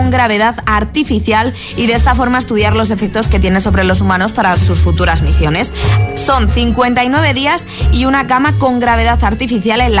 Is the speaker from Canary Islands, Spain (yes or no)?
yes; Canary Islands, Spain; Buenos días. Sin soy a de Gran Canaria